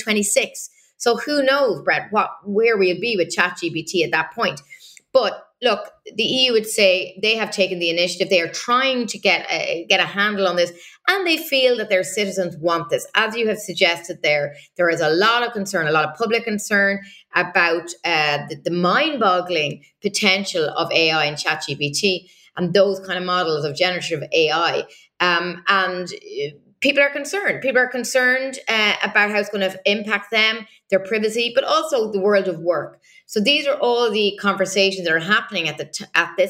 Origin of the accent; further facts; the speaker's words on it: Ireland; first language English; now in Brussels, Belgium; People may hear from my accent. I'm originally from Ireland, so I'm a, you know, native English speaker.